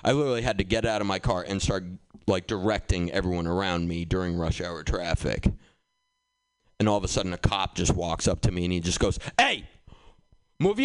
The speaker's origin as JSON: {"language": "English", "town": "Boston", "region": "Massachusetts", "country": "United States", "tie": "born or raised there", "said": "I grew up in Boston"}